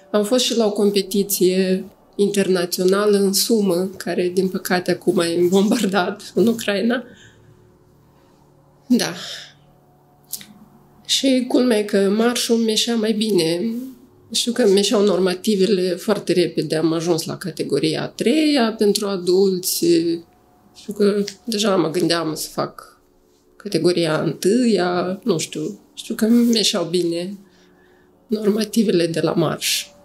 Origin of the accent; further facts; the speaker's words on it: Moldova; moved away as an adult; also born or lived in Chișinău, Moldova; now in Cluj-Napoca, Romania; Eu m-am născut în Uniunea Sovietică